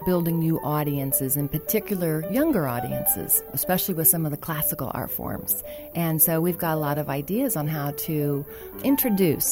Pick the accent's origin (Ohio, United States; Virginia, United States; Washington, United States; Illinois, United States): Ohio, United States; Dayton; moved away as an adult; also born or lived in Charleston; now in Dayton, United States; I'm originally from Dayton, so I'm a Dayton native, but 10 years ago, I moved to Charleston